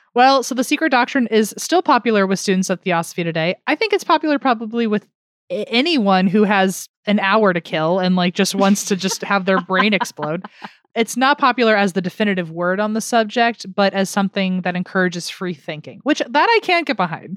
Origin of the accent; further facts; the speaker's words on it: United States; I'm American through and through here